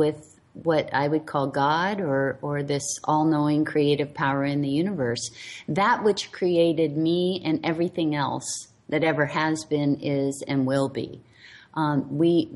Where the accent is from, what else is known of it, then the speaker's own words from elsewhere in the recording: Hawaii, United States; I'm the last of 10 kids, and I was raised in Hawaii